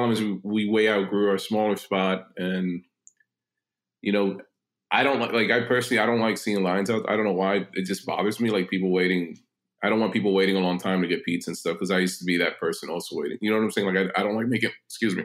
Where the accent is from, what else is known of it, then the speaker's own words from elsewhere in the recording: New York City, New York, United States; also born or lived in Long Island City, Queens / Astoria, Queens; I grew up in the city. I grew up in Manhattan mostly for most of my life, lived in Long Island City a little bit in Astoria as a kid